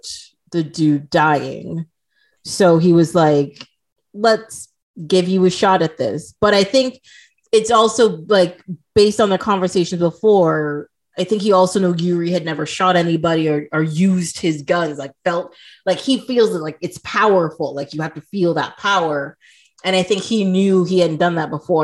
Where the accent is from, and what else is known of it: Trinidad & Tobago; moved away; also born or lived in Toronto, Canada